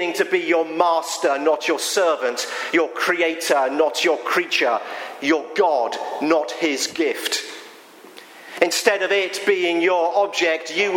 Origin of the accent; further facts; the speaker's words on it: England, United Kingdom; now in Pennsylvania, United States; I am an Englishman